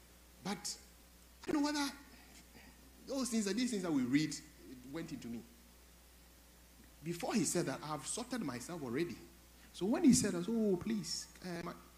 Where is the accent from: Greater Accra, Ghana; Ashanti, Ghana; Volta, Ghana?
Ashanti, Ghana; Kumasi; because I'm from Kumasi, I want to speak to you sometimes.